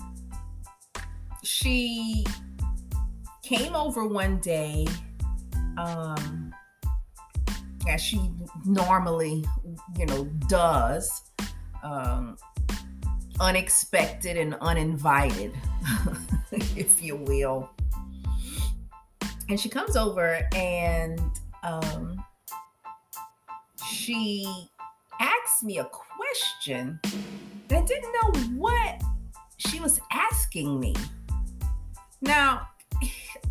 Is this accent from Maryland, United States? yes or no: no; 3rd largest city in Louisiana, United States; It's the 3rd largest city in Louisiana. And where my husband's from can't compete with, you know, what my hometown has to offer